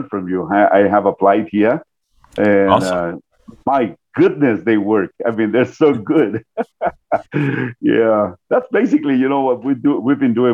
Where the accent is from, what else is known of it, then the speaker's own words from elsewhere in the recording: New York, United States; moved away as an adult; also born or lived in Guatemala; now in Colombia; I grew up in the States, part of my life, about 23 years of my life. I grew up in New York